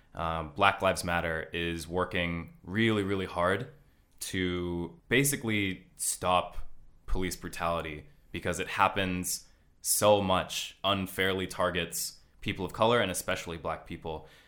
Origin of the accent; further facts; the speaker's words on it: Los Angeles, California, United States; moved away as an adult; also born or lived in Hokkaido; now in Tokyo, Japan; I'm from Los Angeles